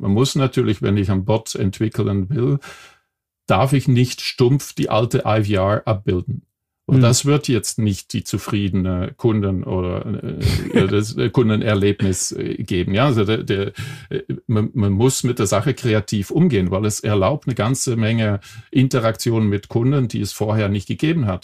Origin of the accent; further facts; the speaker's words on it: Belgium; accent: Belgian; German is a second language; moved away; ich bin eigentlich Belgier vom äh, Geburt her. Äh, nach 30 Jahren habe ich meinen Akzent immer noch nicht